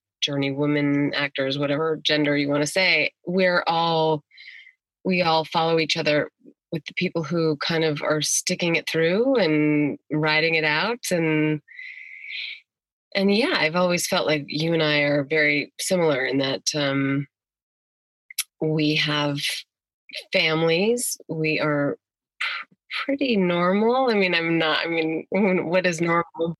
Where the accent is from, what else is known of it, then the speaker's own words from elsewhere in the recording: Iowa, United States; moved away; also born or lived in New Mexico; raised in Iowa, started working in theater locally when I was 9